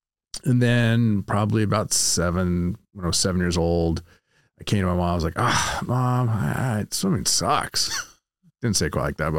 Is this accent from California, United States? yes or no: yes; Sacramento, California, United States; moved away as an adult; now in Southern California, United States; Grew up in Sacramento, California.